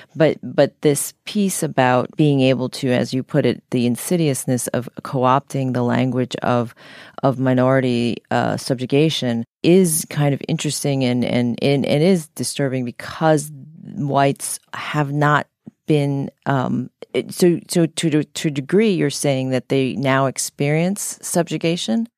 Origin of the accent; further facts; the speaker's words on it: United States; I grew up as a minority in the United States